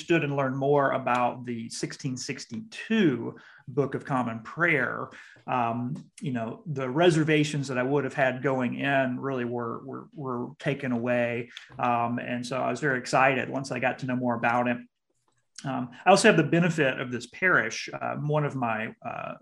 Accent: South Mississippi, United States; also born or lived in Jackson, Mississippi; now in South Bend, United States; I grew up in South Mississippi

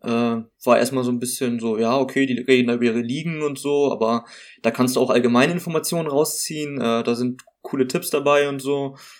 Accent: Hamburg, Germany; moved away as an adult; now in Greifswald, Germany; ursprünglich komme ich, komm ich tatsächlich aus Hamburg

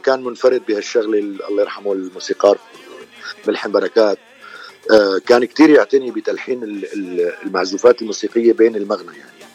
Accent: Damascus, Damascus Governorate, Syria; moved away as an adult; also born or lived in Cairo, Egypt; now in Los Angeles, United States; أنا من مواليد آه، مدينة دمشق من سوريا آه، صار لي بلوس أنجلوس تقريبا 41 سنه

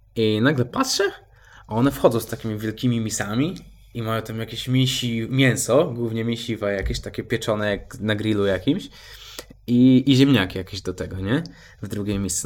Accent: Poland

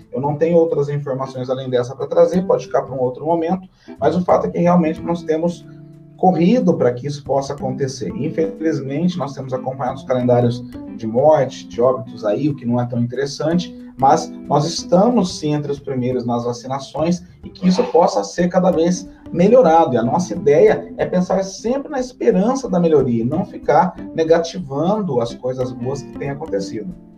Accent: São Paulo, Brazil; Nós também, como paulistas

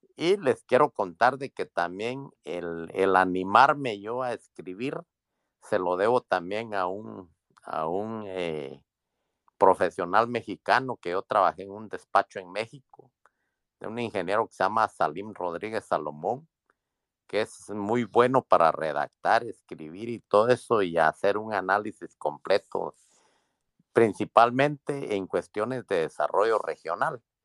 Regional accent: Guatemala; moved away as an adult; now in Washington, United States; Yo, yo soy migrante, soy guatemalteco, vivo aquí en Washington.

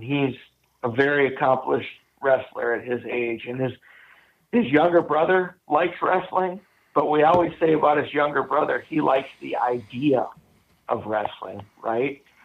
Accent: Wisconsin, United States; growing up in Wisconsin, we musky fished.

